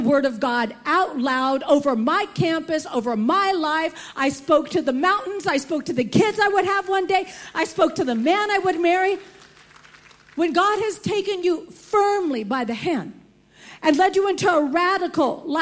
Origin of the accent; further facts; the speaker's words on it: United States; Growing up in America, I had never heard the gospel